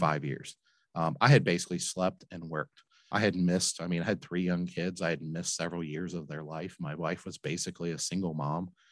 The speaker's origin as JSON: {"language": "English", "town": "Flint", "region": "Michigan", "country": "United States", "tie": "born or raised there", "moved": "yes", "lives_now": "Cincinnati, United States", "said": "I grew up in Flint, Michigan"}